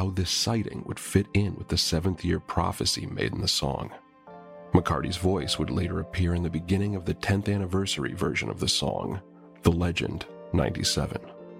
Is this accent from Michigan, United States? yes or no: yes; Detroit, Michigan, United States; I'm from Detroit.